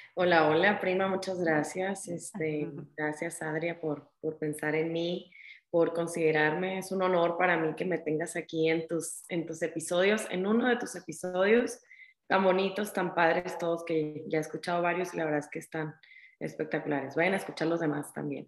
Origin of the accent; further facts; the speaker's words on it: Ciudad Obregón, Sonora, Mexico; moved away as an adult; now in Mexico City, Mexico; yo estudié la carrera de donde yo soy, yo soy de Ciudad Obregón, Sonora